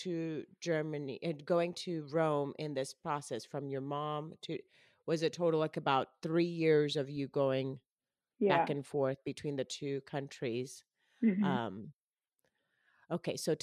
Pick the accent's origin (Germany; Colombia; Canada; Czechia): Colombia; first language Spanish; now in United States; I was born and raised in Colombia. My mom is Colombian. So Spanish is my first language